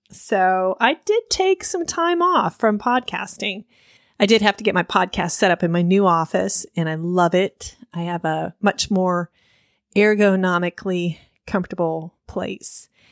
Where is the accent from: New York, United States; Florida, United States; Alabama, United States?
Florida, United States; Miami; I grew up in Miami in the 80s